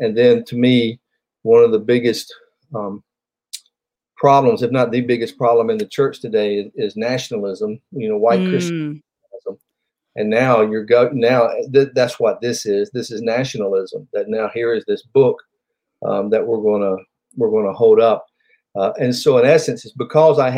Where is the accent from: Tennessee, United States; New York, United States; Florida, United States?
Tennessee, United States; Nashville; also born or lived in Franklin, Tennessee; I was born and raised here in Middle Tennessee, in Nashville, actually, and I've been in Franklin since 1989